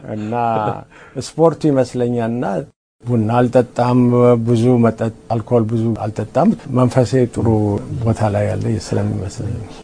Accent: Addis Ababa, Ethiopia; now in United States; እኔ ከአዲስ አበባ ነኝ

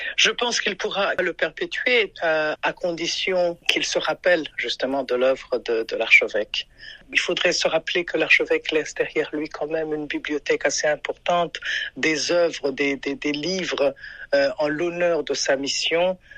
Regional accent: Burundi; now in Maryland, United States; je viens du Burundi.

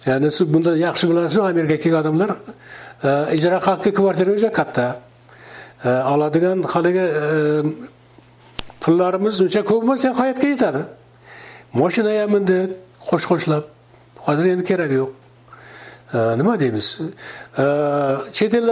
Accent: Kyzylkum, Navoiy Region, Uzbekistan; moved away as an adult; now in United States; mani o'zim qizilqumda tug'ilganman

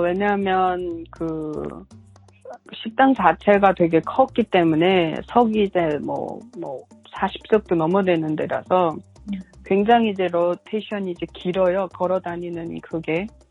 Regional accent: North Korea; also born or lived in China; now in Georgia, United States; 북한 사람이어서

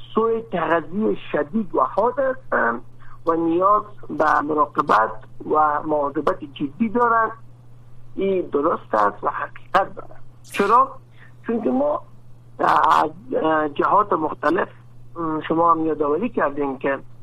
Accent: Afghanistan; در افغانستان ما

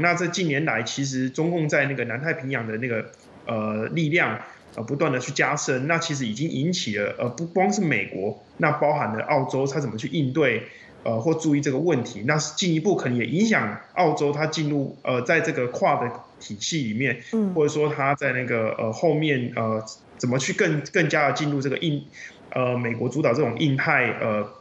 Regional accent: Taiwan; 作为台湾人，就是我过去也在，呃，留学期间

